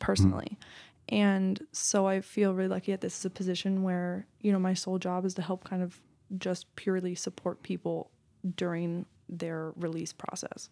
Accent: Marin County, California, United States; also born or lived in Los Angeles; I was born and raised in Marin County

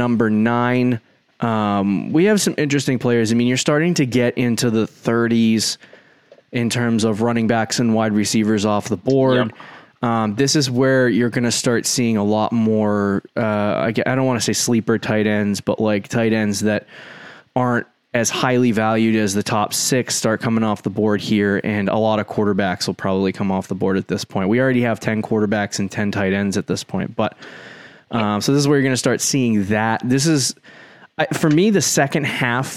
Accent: Northeast, United States; We're from the Northeast, so when it gets warm out, it doesn't get good warm.

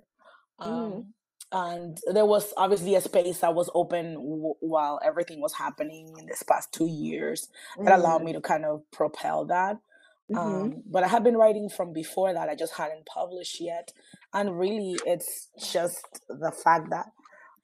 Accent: Panama; moved away as an adult; also born or lived in South Florida / New York; now in New Orleans, United States; I actually was born and raised in Panama. And I actually moved here as an adult

